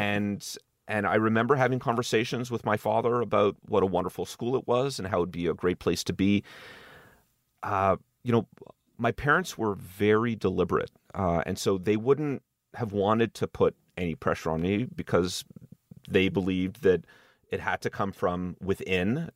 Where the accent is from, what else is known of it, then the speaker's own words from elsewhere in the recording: Montreal, Quebec, Canada; moved away; I grew up in Montreal